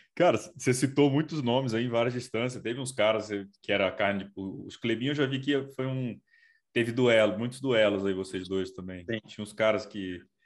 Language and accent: Portuguese; Brasília, Federal District, Brazil; eu, eu sou de Brasília